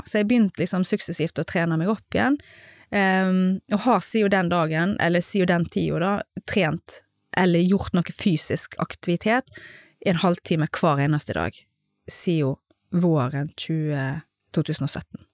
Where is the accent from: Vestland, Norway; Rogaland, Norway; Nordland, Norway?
Vestland, Norway; Stord; moved away as an adult; now in Gothenburg, Sweden; Jeg er jo fra Stord